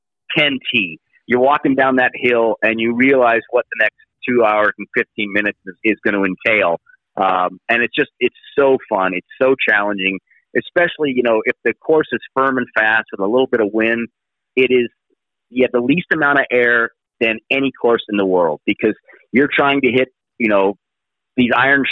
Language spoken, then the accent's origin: English; Northern California, United States; I'm from Northern California